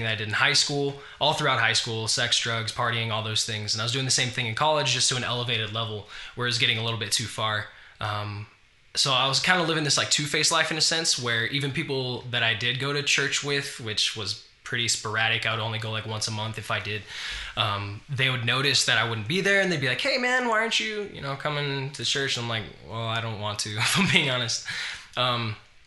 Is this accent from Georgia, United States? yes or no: no; Farmington, New Mexico, United States; moved away; I was raised in Farmington, New Mexico